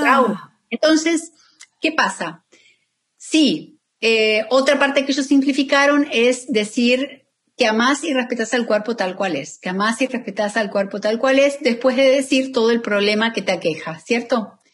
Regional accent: Argentina; moved away as an adult; now in Miami, United States; yo soy argentina, pero vivo en Miami hace más de 17 años

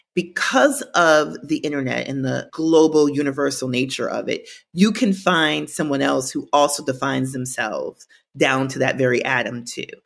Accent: Minnesota, United States; Growing up in Minnesota

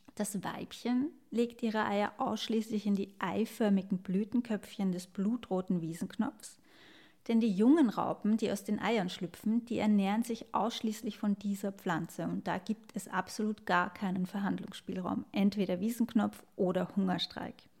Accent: Vienna, Austria; Ich als Wienerin in einer Großstadt

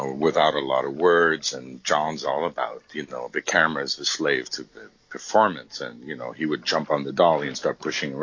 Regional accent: Munich, Bavaria, Germany; moved away; I came from Europe. I mean, I grew up in Munich

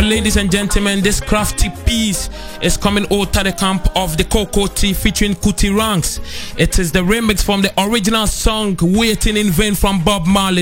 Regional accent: Ghana; I come from Ghana

